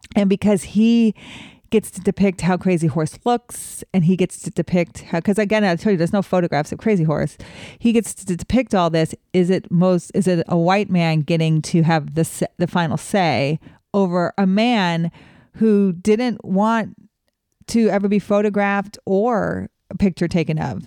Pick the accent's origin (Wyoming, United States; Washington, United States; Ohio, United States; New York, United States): Wyoming, United States; growing up in Wyoming